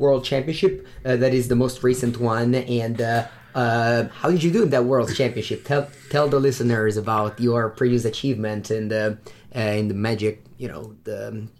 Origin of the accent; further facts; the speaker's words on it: Italy; Hello everybody, and welcome to episode 30 of Competitive Magic with the Karnies.